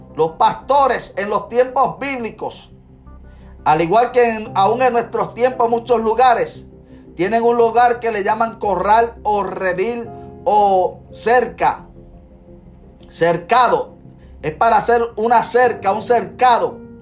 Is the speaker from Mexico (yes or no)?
no; Puerto Rico; now in Florida, United States; el pueblo de donde yo vengo, aleluya, mutuado